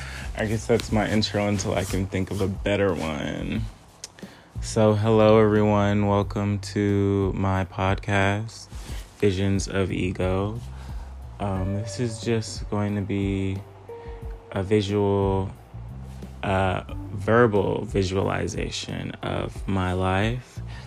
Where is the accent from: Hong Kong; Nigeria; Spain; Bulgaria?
Nigeria; I'm Nigerian